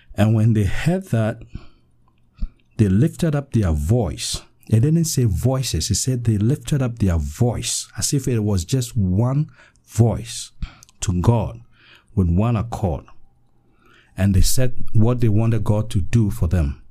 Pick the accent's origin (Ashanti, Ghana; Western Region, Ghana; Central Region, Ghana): Western Region, Ghana; I'm from Ghana, West Africa, in the western region of Ghana.